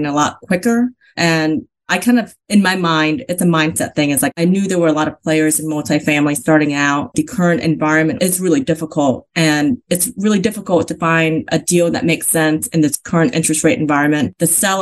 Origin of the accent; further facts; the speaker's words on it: Vietnam; now in United States; I was born in Vietnam, in South Vietnam